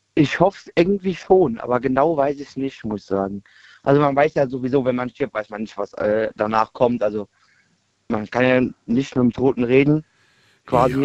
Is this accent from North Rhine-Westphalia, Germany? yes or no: no; Kaiserslautern, Rhineland-Palatinate, Germany; ich komme erst ja aus Kaiserslautern